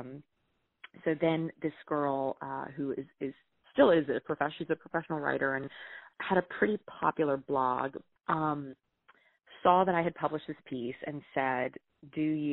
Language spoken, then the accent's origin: English; the South, United States; I was from the South